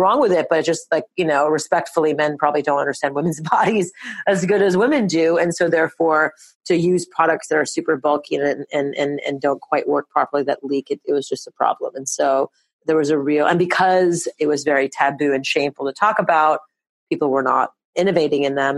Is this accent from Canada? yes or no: yes; Montreal, Quebec, Canada; we were born and raised in Montreal, Canada